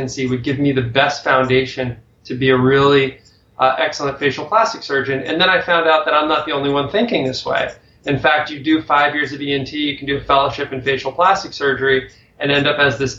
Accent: Connecticut, United States; I grew up in Connecticut

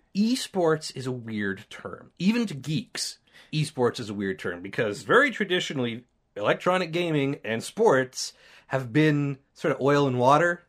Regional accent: Canada; we're Canadian

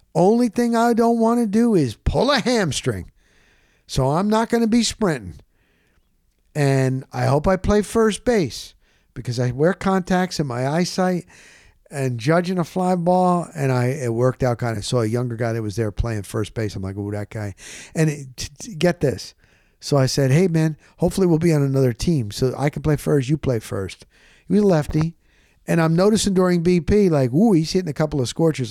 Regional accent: New York, United States; I'm from New York

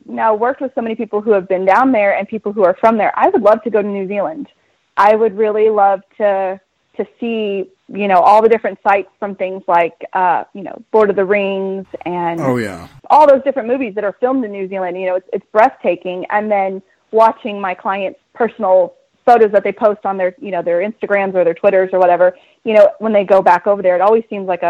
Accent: Florida, United States; I'm a Southern girl. I grew up in the Panhandle of Florida.

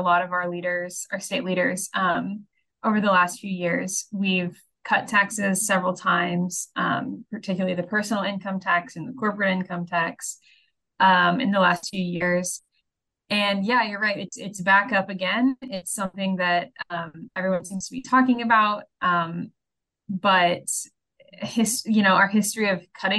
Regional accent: Shawnee, Oklahoma, United States; now in Tulsa, United States; I'm from Shawnee, originally lived there my whole life until I went to college, and now I'm Tulsa-based

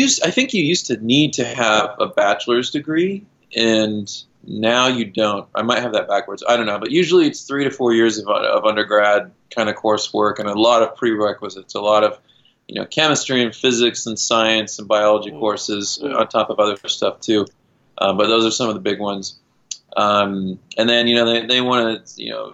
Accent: Kansas, United States; moved away; also born or lived in Boulder, Colorado / California; I grew up in Kansas, just outside of Kansas City, and we had a creek in our backyard.

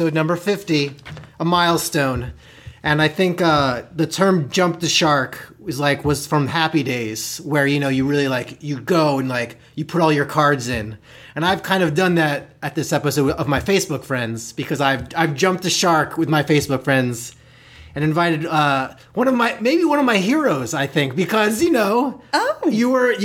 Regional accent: New York, United States; I'm from New York as well

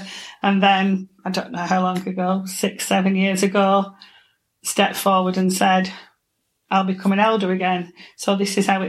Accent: Ramsbottom, North West England, United Kingdom; I was born in Ramsbottom and got married and has always lived here.

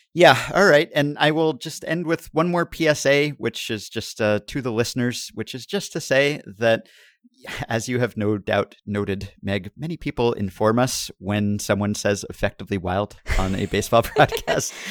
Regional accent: New York, United States; growing up in New York, I wasn't exposed to a ton of wildlife, at least while I was in Manhattan

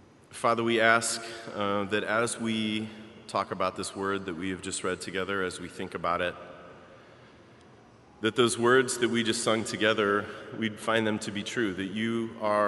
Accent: Baltimore, Maryland, United States; moved away as an adult; now in Chicago, United States; I grew up in Baltimore. And even though I have lived in and loved Chicago longer than I lived in Baltimore

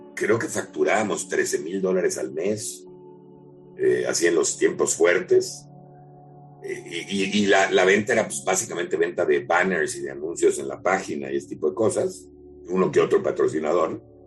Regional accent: Mexico; somos increíblemente creativos como mexicanos

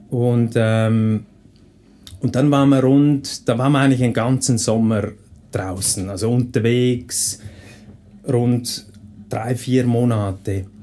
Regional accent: Switzerland; jedes Pferd, das halt bei uns in der Schweiz rumsteht, das ist zahm.

